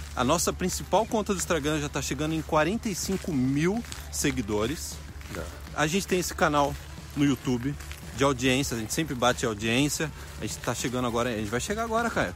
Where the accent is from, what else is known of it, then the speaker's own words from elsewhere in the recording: Brazil; now in Canada; eu amo o Brasil porque eu nasci no Brasil, não tem como remover as lembranças de infância do Brasil